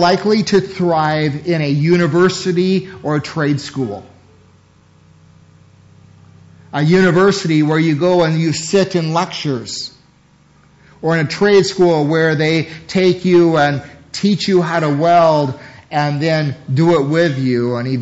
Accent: United States; As American Christians

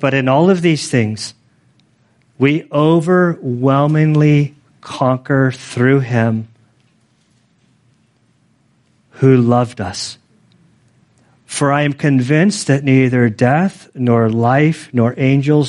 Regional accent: United States; I'm American, I was born, bred, converted in America

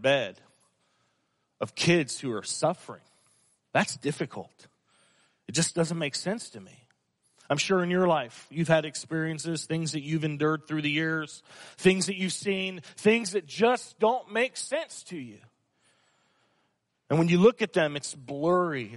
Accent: Fresno, California, United States; I grew up in Fresno, and I went to elementary school, Powers Elementary School

